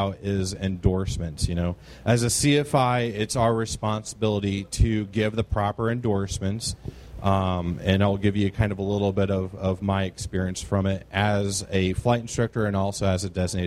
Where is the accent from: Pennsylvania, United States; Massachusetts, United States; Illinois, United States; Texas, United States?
Illinois, United States; Quincy; I am from Quincy, Illinois